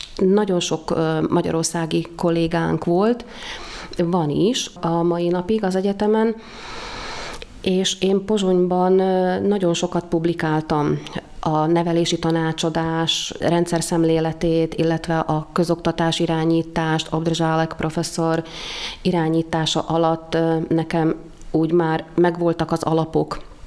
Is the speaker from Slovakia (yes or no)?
yes; Dunajská Streda, Trnava Region, Slovakia; also born or lived in Bratislava, Slovakia; Többen voltunk ott ebben az iskolában Dunaszerdehelyről